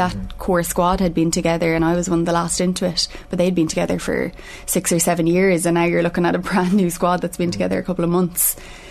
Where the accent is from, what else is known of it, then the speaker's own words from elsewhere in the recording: Ireland; we're hoping that we bring that as part of being Irish